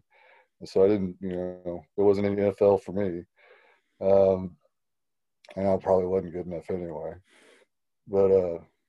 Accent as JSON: {"language": "English", "town": "Houston", "region": "Texas", "country": "United States", "tie": "born or raised there", "said": "I grew up in Houston, Texas"}